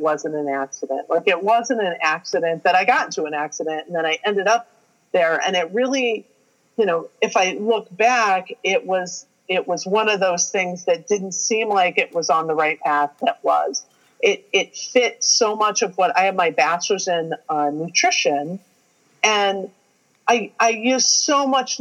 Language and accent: English; Ohio, United States; I'm a girl from Ohio